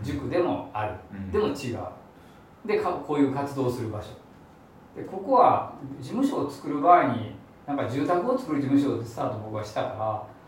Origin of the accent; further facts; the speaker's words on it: Higashiosaka, Osaka, Japan; この場所はまあ僕の地元なんで